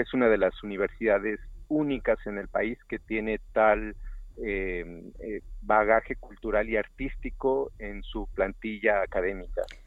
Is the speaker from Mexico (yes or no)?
yes; Xalapa, Veracruz, Mexico; moved away as an adult; also born or lived in Barcelona; finalmente regreso a mi ciudad natal, Jalapa